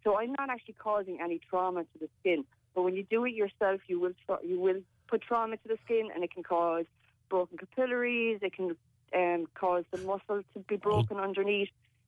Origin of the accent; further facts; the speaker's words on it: Macroom, Munster, Ireland; moved away; I'm from Macroom.